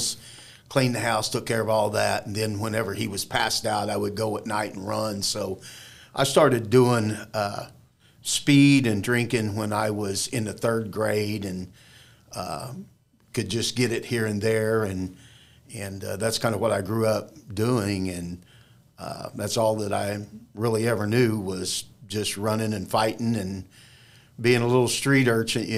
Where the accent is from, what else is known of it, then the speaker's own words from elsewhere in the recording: Springfield, United States; I grew up in Springfield and over in the area that they call the Holler